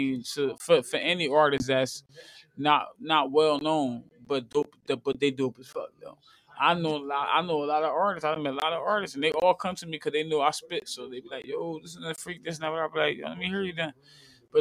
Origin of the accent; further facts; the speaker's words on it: New Jersey, United States; I'm interviewing people from my hometown